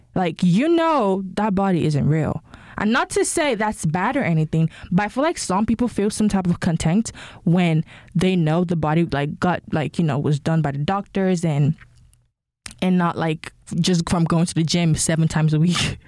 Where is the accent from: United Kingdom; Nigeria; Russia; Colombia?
Nigeria; now in United States; I'm Nigerian. Uh, when I lived in Nigeria